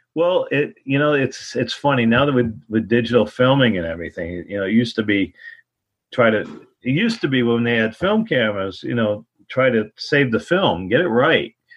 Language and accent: English; Ludlow, Massachusetts, United States; I grew up in Ludlow, Massachusetts, uh, in basically the Pioneer Valley area of Springfield, Mass